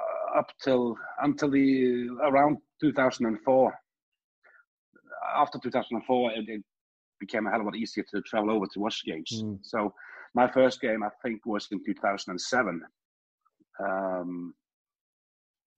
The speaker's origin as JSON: {"language": "English", "country": "Norway", "said": "I'm from Norway"}